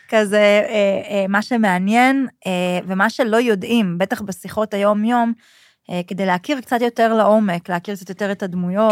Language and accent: Hebrew; Kfar Saba, Central District, Israel; also born or lived in Canada / Sydney, Australia; גדלתי בכפר סבא, אבא שלי צבר, אמא שלי מרוקאית